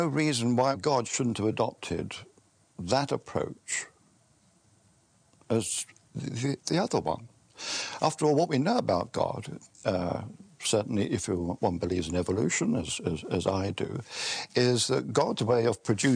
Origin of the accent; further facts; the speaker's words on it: England, United Kingdom; being an Englishman